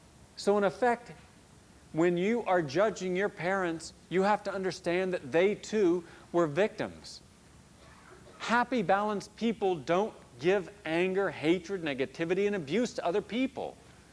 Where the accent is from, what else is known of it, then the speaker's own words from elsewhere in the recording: the South, United States; I wondered growing up in the South why so many educated people were still racist.